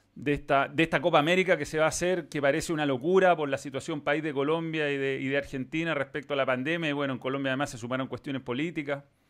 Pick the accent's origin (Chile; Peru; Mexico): Chile; Acá en Chile